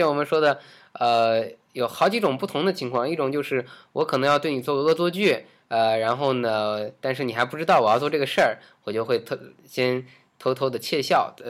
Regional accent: China; 就我们中国人

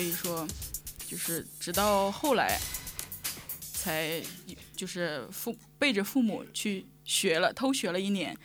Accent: northern China, China; moved away as an adult; also born or lived in Zhejiang; 我是个北方人，可能英语不太好

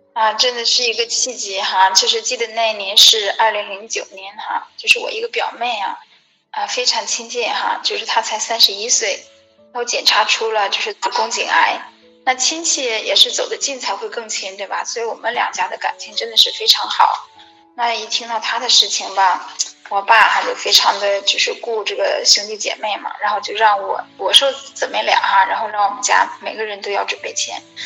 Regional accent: Rongcheng, Shandong, China; 我是来自山东威海，我们是荣成的

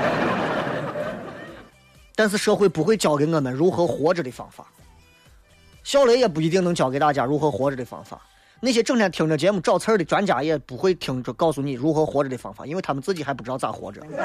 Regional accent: Xi'an, Shaanxi, China; 作为一个西安人

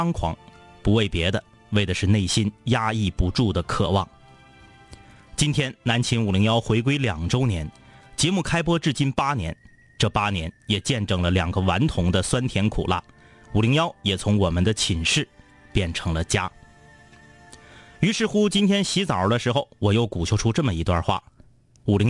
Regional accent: Changchun, Jilin, China; 我家呢住在东朝阳路，天明家住在西朝阳路。即使你不是大长春的室友，应该也能想明白我俩家住的到底有多近吧。

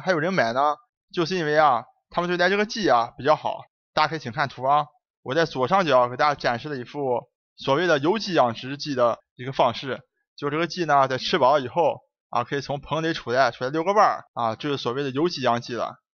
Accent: China; 我们中国人

